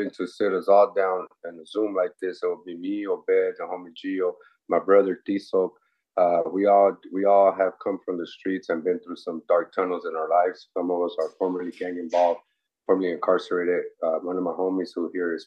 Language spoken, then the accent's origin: English; Los Angeles, California, United States; I'm from Boyle Heights, East Los Angeles